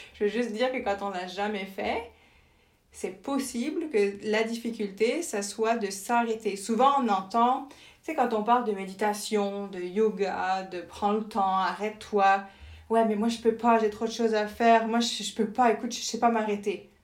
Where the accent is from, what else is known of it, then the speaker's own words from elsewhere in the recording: France; moved away as an adult; also born or lived in Winnipeg, Canada / Germany / Senegal; now in Montreal, Canada; je suis née en France et grandie en France